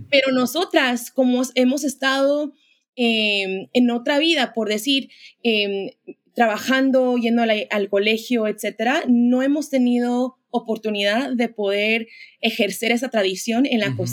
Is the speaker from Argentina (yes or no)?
no; Mexico; como muchos mexicanos, eh, yo crecí como en, el movimiento carismático, ¿no?